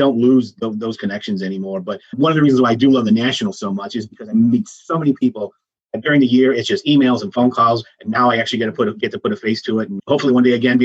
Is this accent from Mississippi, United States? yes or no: no; Chicago, Illinois, United States; moved away as an adult; now in Dallas, United States; I grew up in Chicago